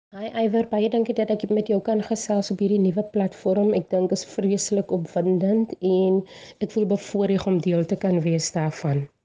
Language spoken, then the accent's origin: Afrikaans; Bonnievale, Western Cape, South Africa; accent: Bonnievale brei; moved away as an adult; Ek is van Bonnievale, 'n plattelandse dorpie in die Wes-Kaap